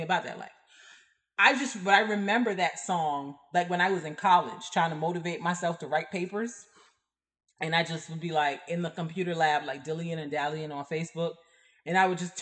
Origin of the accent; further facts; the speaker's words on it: Barbados; now in United States; I did not grow up in America. Like I grew up in Barbados.